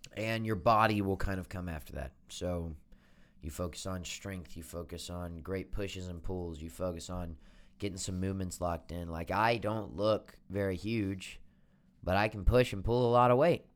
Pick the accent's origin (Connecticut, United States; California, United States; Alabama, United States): Alabama, United States; Birmingham; moved away as an adult; now in Nashville, United States; I am, uh, from Birmingham, Alabama. That's my hometown.